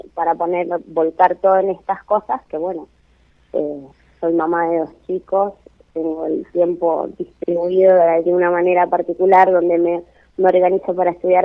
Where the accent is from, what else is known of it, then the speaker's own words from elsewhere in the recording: San Isidro, Buenos Aires Province, Argentina; de San Isidro, Buenos ah. Aires